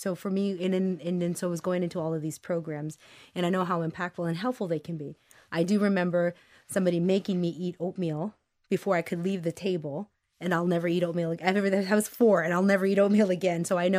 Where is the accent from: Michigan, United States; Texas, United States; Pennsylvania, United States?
Michigan, United States; born there; All the way up to Michigan, because I was born in Michigan.